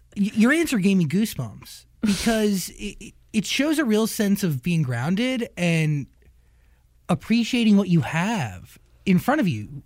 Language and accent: English; New Jersey, United States; I grew up in New Jersey